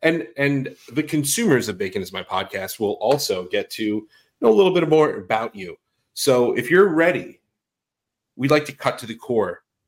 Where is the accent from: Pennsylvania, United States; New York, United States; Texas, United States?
New York, United States; Long Island; We're Long Island.